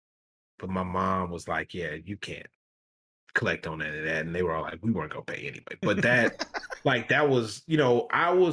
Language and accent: English; Grambling, Louisiana, United States; Who is from North Louisiana like me. I was from Grambling